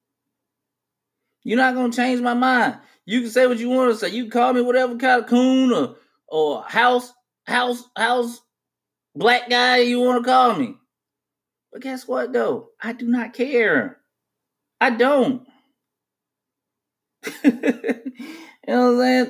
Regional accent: United States; as an American

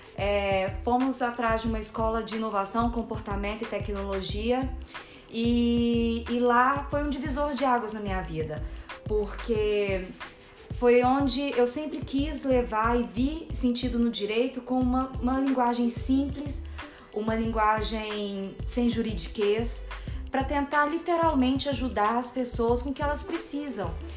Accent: Minas Gerais, Brazil; moved away as an adult; now in São Paulo, Brazil; Eu sou mineira

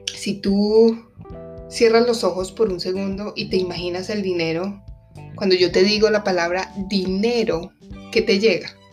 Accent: Colombia; now in Washington, United States; En mi país de origen, que es, eh, es, Colombia

